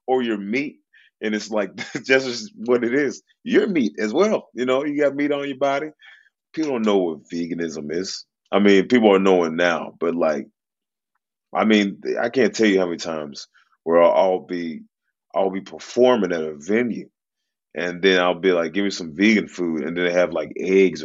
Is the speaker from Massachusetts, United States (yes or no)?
no; Memphis, Tennessee, United States; I grew up in Memphis, Tennessee